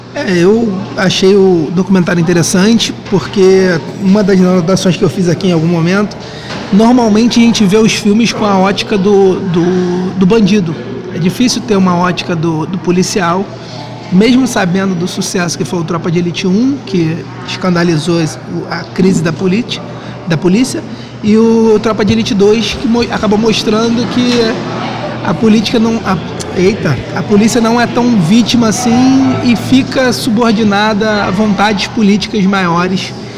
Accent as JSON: {"language": "Portuguese", "region": "Rio de Janeiro", "country": "Brazil", "said": "eu sou da Tijuca, sou morador da Tijuca"}